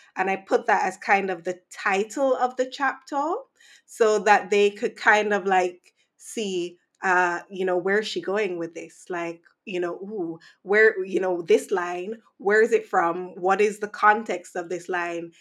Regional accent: Saint Andrew, Jamaica; growing up in Jamaica

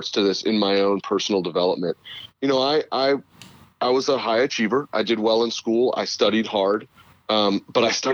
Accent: Northern California, United States; moved away; also born or lived in Houston / Los Angeles; I grew up in Northern California

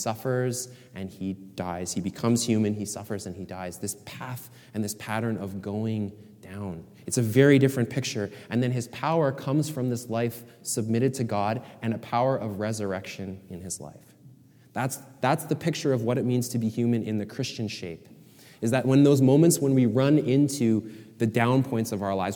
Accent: Canada; I love being Canadian

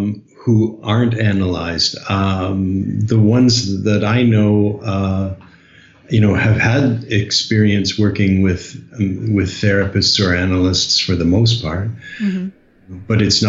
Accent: London, Ontario, Canada; moved away as an adult; I'm originally from London, Ontario, Canada

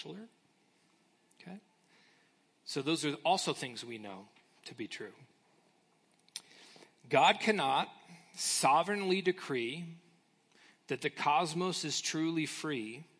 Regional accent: United States; as American Christians

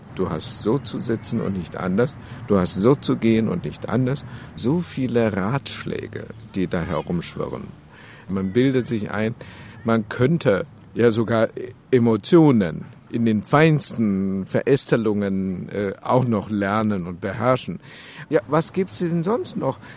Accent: China; now in Germany; als Chinese

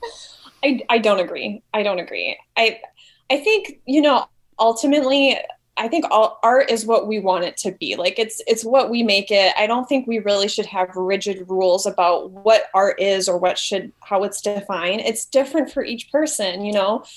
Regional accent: Wisconsin, United States; moved away as an adult; now in Milwaukee, United States; to move back to my home state

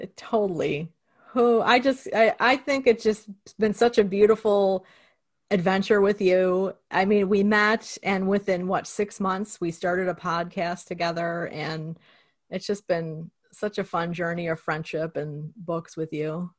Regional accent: Cicero, Illinois, United States; I grew up in Cicero, Illinois, and Western Electric was there

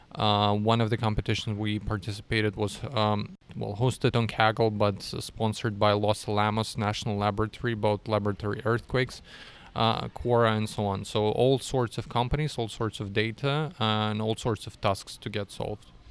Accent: Russia; moved away as an adult; now in Austria; originally I'm from Russia

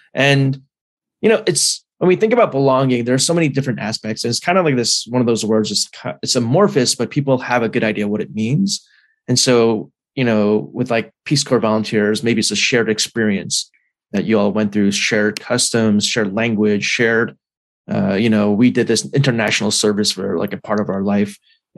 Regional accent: New Jersey, United States; Okay, you got me. I'm from New Jersey.

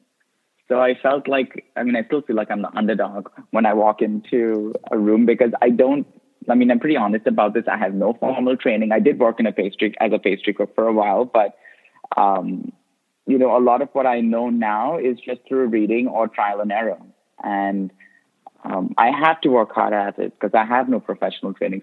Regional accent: India; also born or lived in Goa; now in United States; as an immigrant, even though I grew up in India

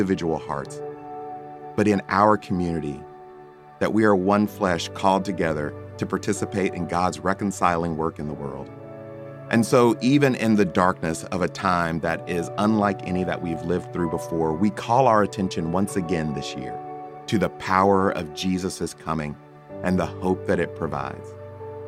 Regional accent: the American South, United States; Growing up in the American South

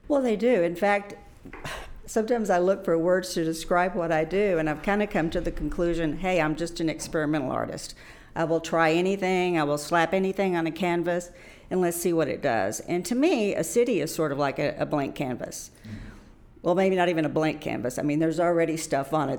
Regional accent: Fort Worth, Texas, United States; I am originally from Fort Worth, so I grew up in this area

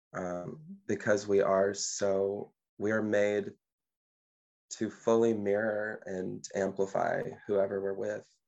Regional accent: Mississippi, United States; now in Ottawa, Canada; I'm a singer and I am from Mississippi

